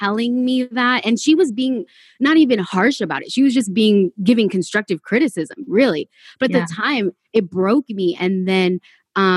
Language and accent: English; California, United States; also born or lived in Texas; I'm from California.